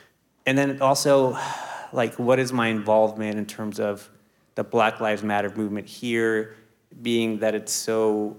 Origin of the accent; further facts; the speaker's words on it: New Jersey, United States; I come from Jersey, which is Jersey/New York City. So it's like pretty darn diverse.